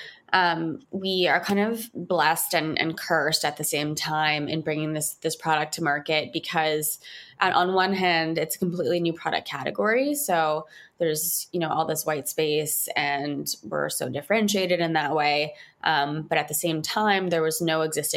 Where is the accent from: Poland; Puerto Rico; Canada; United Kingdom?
Canada; Montreal, Quebec; moved away as an adult; now in New York City, United States; I was born and raised in Montreal